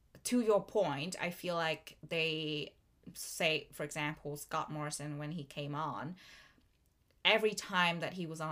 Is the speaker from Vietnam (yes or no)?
yes; Vietnam; now in Melbourne, Australia; Vietnam, my home country